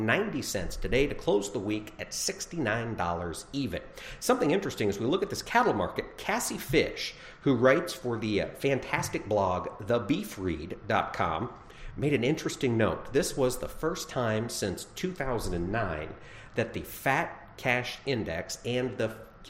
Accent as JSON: {"language": "English", "region": "Iowa", "country": "United States", "tie": "born or raised there", "said": "as an Iowan"}